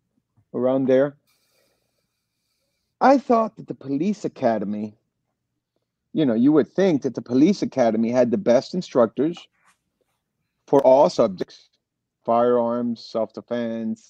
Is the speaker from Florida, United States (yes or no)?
yes; Miami, Florida, United States; also born or lived in Los Angeles, California; I was born in L.A., Los Angeles, and then raised here in Miami, Florida. And I lived here pretty much all my life.